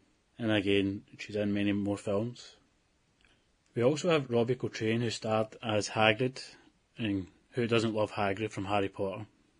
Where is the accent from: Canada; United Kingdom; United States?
United Kingdom; Scotland; born or raised there